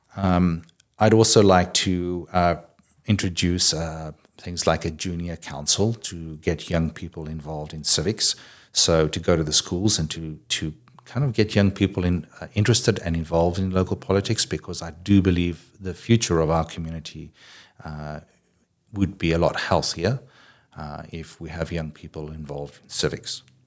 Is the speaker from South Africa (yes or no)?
yes; South Africa; moved away as an adult; now in Kitimat, Canada; I grew up in South Africa originally.